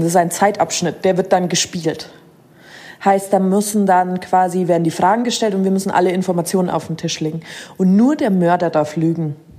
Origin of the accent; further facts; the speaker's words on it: Munich, Bavaria, Germany; als Münchner